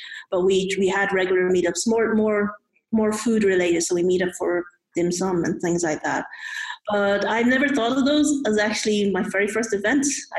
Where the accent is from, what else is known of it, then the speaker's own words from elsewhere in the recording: Ireland; I'm also Irish Chinese born.